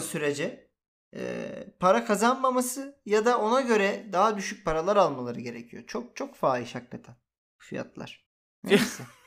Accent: Turkey

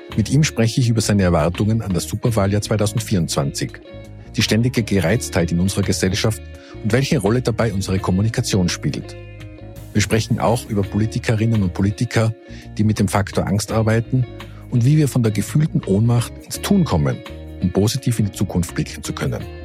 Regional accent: Innsbruck, Tyrol, Austria; in Innsbruck, in meiner Heimatstadt

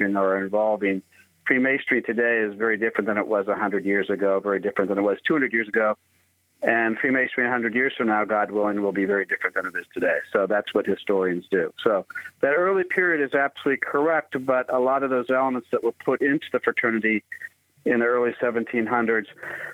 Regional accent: Burlington, Iowa, United States; moved away as an adult; also born or lived in Pittsburgh / St. Louis; now in Alexandria, United States; I grew up in Iowa, born and raised in Iowa

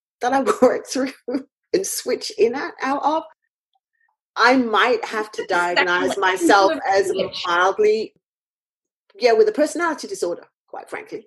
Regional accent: United Kingdom; being a British person.

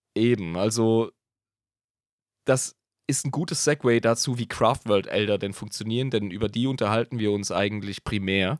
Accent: Germany; wir als Deutsche

